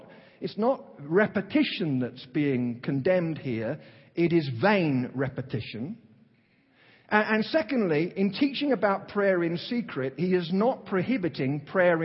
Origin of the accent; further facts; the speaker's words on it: London, United Kingdom; accent: Cockney; moved away; I'm from East London, kind of Cockney